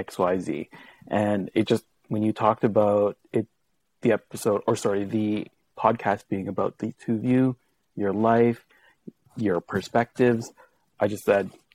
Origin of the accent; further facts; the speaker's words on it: Brandon, Manitoba, Canada; I am from Brandon, Manitoba.